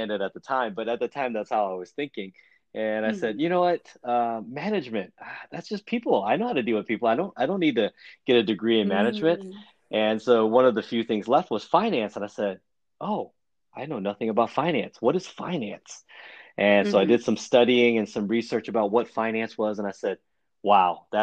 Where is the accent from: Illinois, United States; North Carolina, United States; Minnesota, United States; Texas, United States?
Texas, United States; Houston; also born or lived in China / Chinatown, Manhattan, New York / Austin, Texas; grew up in Chinatown till I was about seven. And then my father decided that he was going to move us to Houston, Texas. And so that's where I spent the rest of my young life in Houston